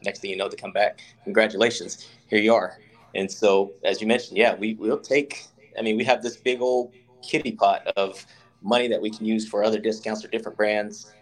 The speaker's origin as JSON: {"language": "English", "town": "Charlotte", "region": "North Carolina", "country": "United States", "tie": "born or raised there", "moved": "yes", "said": "I grew up in Charlotte, North Carolina"}